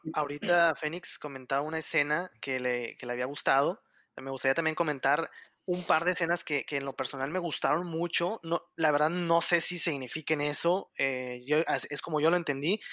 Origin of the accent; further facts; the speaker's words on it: Monterrey, Nuevo León, Mexico; yo soy de Monterrey, aquí en Monterrey